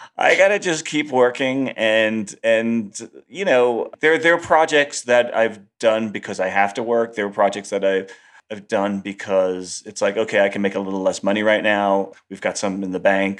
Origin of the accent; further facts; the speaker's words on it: New York, United States; also born or lived in Los Angeles; I moved back to New York 'cause I missed it, and I'm just a New Yorker